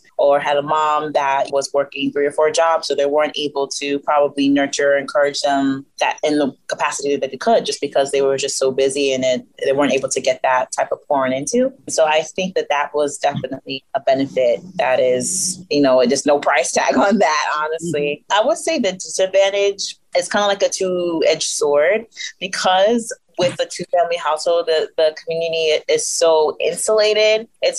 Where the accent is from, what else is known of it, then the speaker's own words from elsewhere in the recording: Nigeria; because I'm Nigerian and because people identify me as Black, and again, because of my Nigerian upbringing